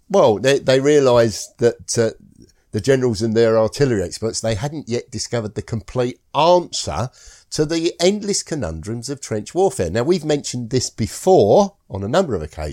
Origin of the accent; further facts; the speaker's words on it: Scotland, United Kingdom; I'm Scottish